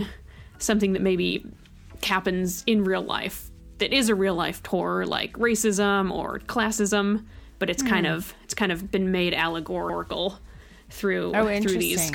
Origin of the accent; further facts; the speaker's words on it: Bay Area, California, United States; also born or lived in Orange County, California; So I grew up in the Bay Area, and then I went to college in Orange County, which is in Southern California.